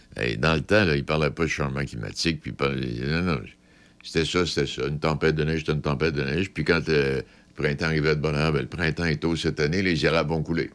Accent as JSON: {"language": "French", "region": "Quebec", "country": "Canada", "said": "chez nous au Québec"}